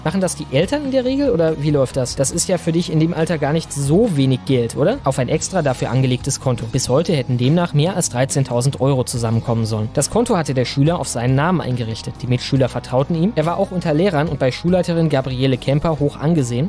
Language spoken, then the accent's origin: German; Krefeld, North Rhine-Westphalia, Germany; Ich komme zwar nicht aus Hagen, sondern aus Krefeld, aber ich war da auch auf dem Ricarda Hochgymnasium